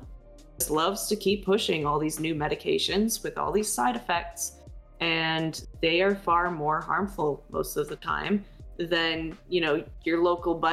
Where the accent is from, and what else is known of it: United States; born or raised there